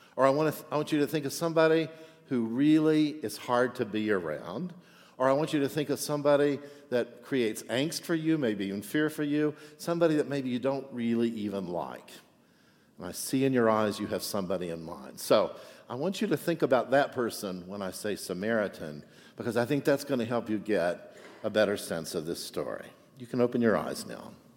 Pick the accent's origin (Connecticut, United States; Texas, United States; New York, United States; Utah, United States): Texas, United States; now in Chicago, United States; I'm from Texas